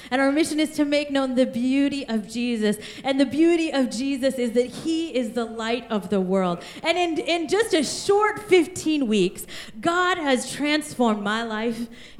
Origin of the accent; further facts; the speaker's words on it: India; born there; And I was born in the country of India. And on the first day that I was born, I was orphaned.